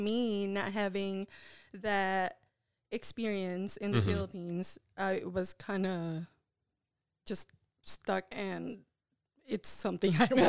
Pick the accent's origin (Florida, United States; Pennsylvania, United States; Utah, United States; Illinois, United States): Illinois, United States; Chicago; now in Texas, United States; I'm from Chicago. I moved to Texas like 3 years later.